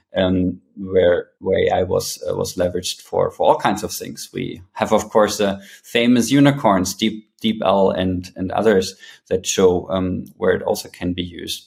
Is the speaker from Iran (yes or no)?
no; Berlin, Germany; moved away as an adult; also born or lived in New York; prior to coming back to my hometown Berlin, I also spent 10 years in New York